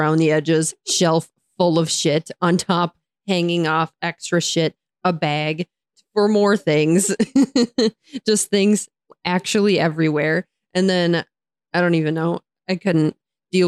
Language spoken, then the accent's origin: English; United States; I am an American